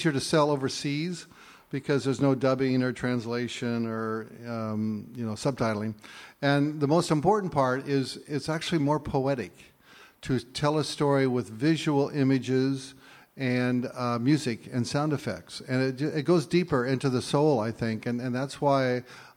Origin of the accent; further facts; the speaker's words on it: Clackamas River, Portland area, Oregon, United States; I grew up on Clackamas River